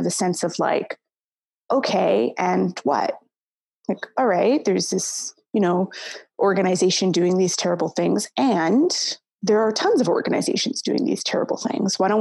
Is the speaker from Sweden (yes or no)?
no; West Coast, Canada; moved away as an adult; also born or lived in Somalia; now in Toronto, Canada; I grew up on the West Coast. My family is originally from Somalia, and I came here when I was quite young. I moved to Toronto maybe only about 7 or 8 years ago